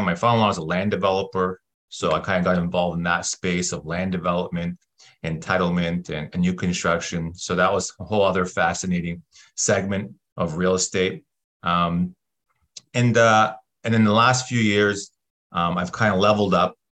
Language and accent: English; Toronto, Ontario, Canada; moved away as an adult; now in California, United States; I'm born and raised in Toronto